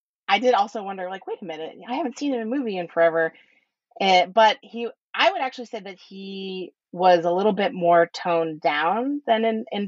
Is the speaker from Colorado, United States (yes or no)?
no; Boston, Massachusetts, United States; I'm from the Boston area